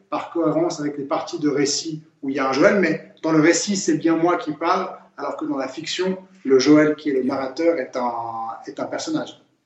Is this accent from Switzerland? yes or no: yes; Geneva, Switzerland; Genève, la ville où je suis né et où je vis